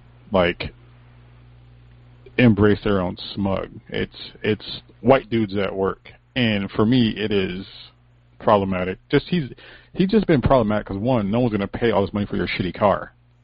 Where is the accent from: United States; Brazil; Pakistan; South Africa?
United States; we're American